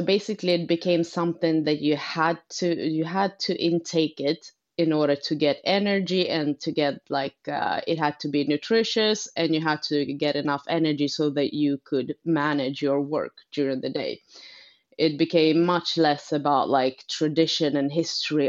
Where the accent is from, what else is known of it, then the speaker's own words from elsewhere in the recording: Umeå, Västerbotten County, Sweden; moved away; also born or lived in Uppsala; I'm from Umeå myself up north